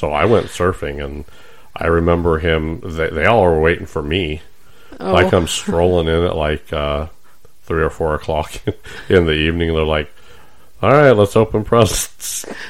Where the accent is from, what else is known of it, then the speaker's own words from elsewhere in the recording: San Diego, California, United States; now in Nebraska, United States; I grew up in San Diego.